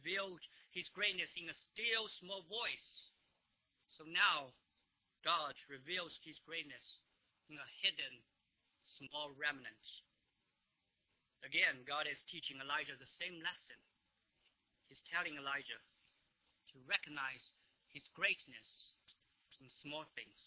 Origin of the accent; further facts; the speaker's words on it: China; now in United States; I come from China, but I became a Christian here in the United States